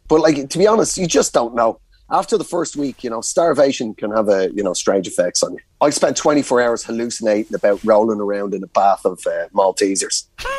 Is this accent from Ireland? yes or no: yes; Ireland; As an Irish rugby fan, to actually know a former England player and be able to get on there and really stick it to him.